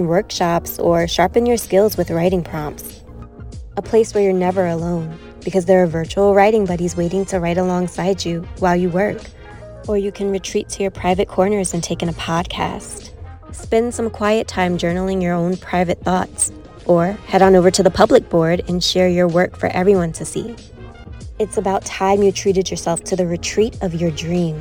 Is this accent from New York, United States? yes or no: yes; New York City, New York, United States; I'm an African-American woman born and raised in Brooklyn, New York